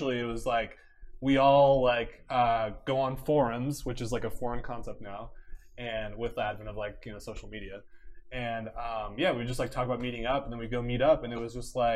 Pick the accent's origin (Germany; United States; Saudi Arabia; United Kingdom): United States; Orange County, California; I grew up in Orange County, so my home machine was Lake Forest Nickel Nickel